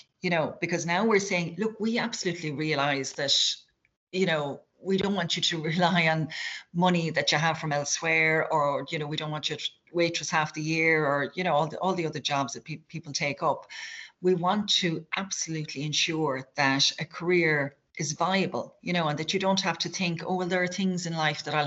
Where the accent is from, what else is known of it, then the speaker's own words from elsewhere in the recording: North Kerry, Munster, Ireland; I'm from a small town in North Kerry